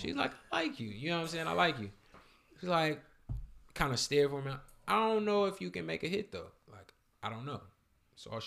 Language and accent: English; Alton, Illinois, United States; I'm from Auden, Illinois, right next to St. Louis, Missouri